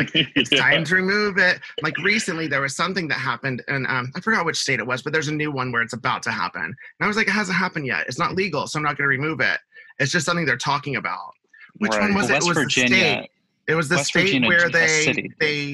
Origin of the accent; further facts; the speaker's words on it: Houston, Texas, United States; I grew up in Houston, Texas.